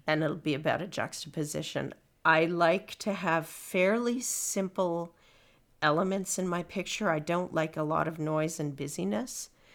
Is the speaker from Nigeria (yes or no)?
no; Winnipeg, Manitoba, Canada; I'm from Winnipeg